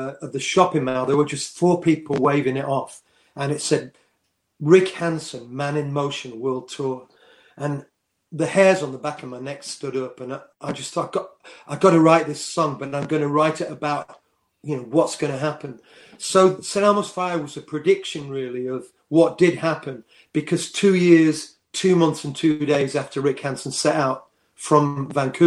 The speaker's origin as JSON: {"language": "English", "town": "Worksop", "region": "East Midlands", "country": "United Kingdom", "said": "I'm from Worksop, a mining town. I left school at 15"}